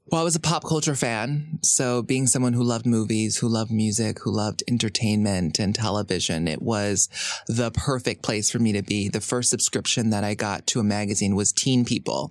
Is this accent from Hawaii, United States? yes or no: yes; Hawaii, United States; growing up in Hawaii